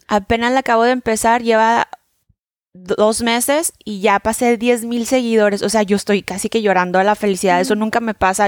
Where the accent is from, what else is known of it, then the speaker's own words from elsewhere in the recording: Mexico; now in New York, United States; vivo en Nueva York, soy de México